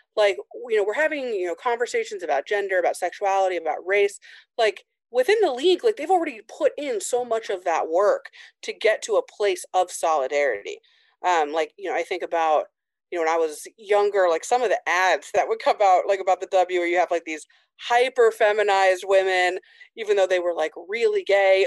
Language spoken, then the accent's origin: English; Indiana, United States; I grew up in Indiana in a really small town